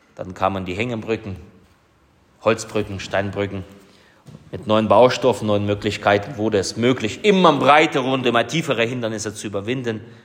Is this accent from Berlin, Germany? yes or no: no; Vogtland, Saxony, Germany; bei uns im Vogtland